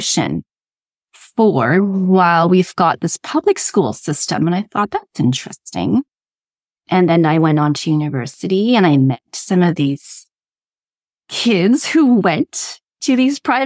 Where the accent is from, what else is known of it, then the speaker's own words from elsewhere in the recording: Toronto, Ontario, Canada; also born or lived in Durham Region, Ontario; I grew up in Toronto, where my parents still are, and I'm living in the Durham region of Ontario right now.